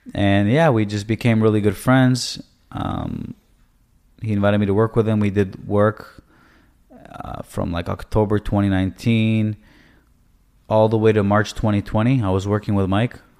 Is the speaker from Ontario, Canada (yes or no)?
yes; Toronto, Ontario, Canada; moved away as an adult; also born or lived in Israel; now in United States; I was born in Israel. Um, I moved to Canada early on, I would say, you know, around six years old. And I grew up in Toronto